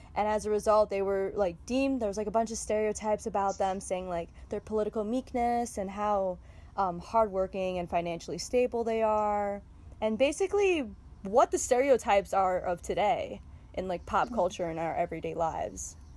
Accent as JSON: {"language": "English", "town": "Chicago", "region": "Illinois", "country": "United States", "tie": "born or raised there", "said": "i was born and raised in chicago"}